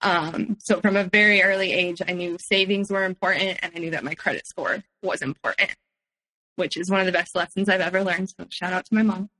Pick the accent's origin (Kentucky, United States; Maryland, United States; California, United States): California, United States; Palo Alto; also born or lived in San Francisco; I grew up in Palo Alto and then moved to San Francisco later on.